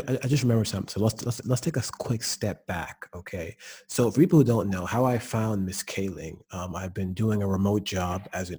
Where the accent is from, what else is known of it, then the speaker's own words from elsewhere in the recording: the South, United States; I'm from the South